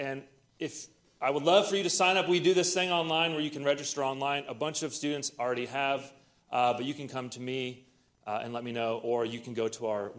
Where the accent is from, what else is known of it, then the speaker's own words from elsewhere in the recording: Iowa, United States; moved away; I'm from Iowa